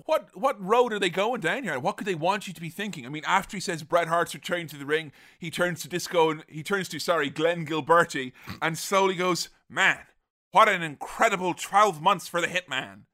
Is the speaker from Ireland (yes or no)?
yes; Galway, Connacht, Ireland; my hometown of Galway